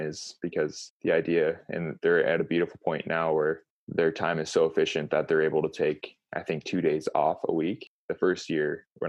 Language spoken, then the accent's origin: English; United States; I grew up in Tahoe